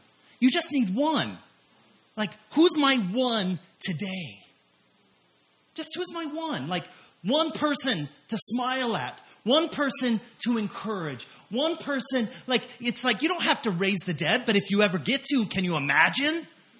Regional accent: Hawaii, United States; oh, we came from Hawaii.

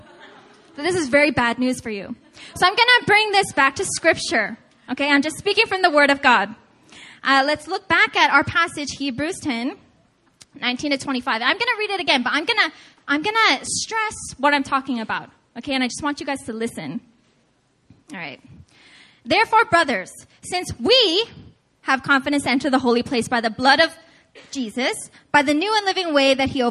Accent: United States; I was born and raised in America. I speak English.

